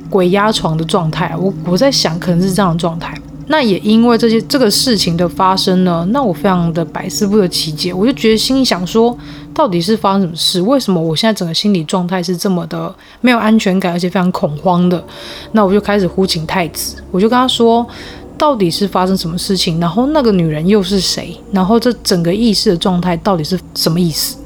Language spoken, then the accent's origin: Chinese; Tainan, Taiwan; moved away as an adult; now in northern Taiwan; 来自台南